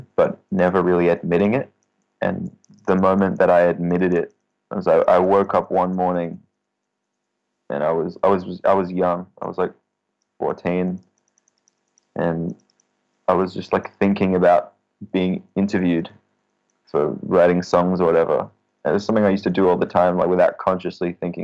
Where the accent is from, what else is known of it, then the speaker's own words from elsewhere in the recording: Australia; As an Australian